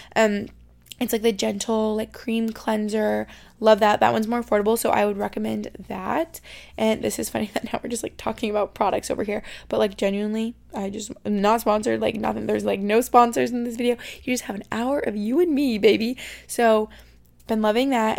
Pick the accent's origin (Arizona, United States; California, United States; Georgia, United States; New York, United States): New York, United States; Albany; moved away as an adult; now in Boston, United States; I grew up in Albany, New York, and that felt like home for my first 18 years